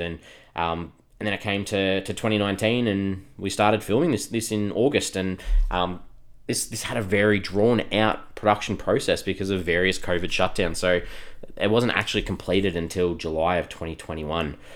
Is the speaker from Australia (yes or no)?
yes; Australia; we're from Australia